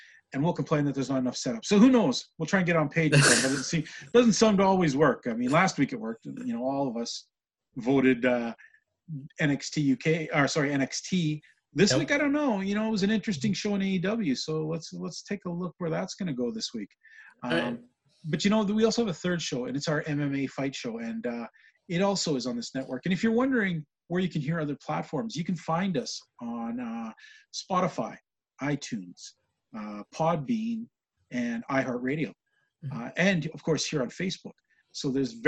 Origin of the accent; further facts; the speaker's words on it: Western Canada, Canada; being a Canadian fan from Western Canada